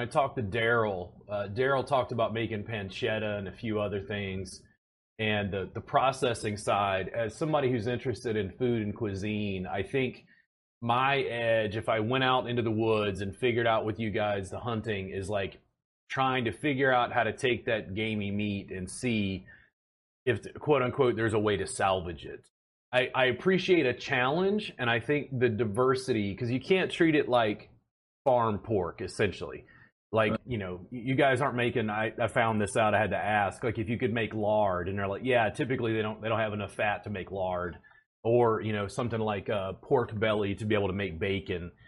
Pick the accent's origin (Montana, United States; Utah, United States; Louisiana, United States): Louisiana, United States; now in Austin, United States; I grew up in Louisiana, so we get like a huge amount of rainfall in South Louisiana and Baton Rouge